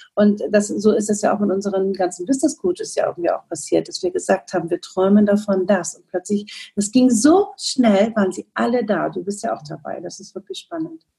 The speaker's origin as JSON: {"language": "German", "region": "Northern Germany", "country": "Germany", "said": "Und ich komme aus dem Norden, aus dem hohen Norden"}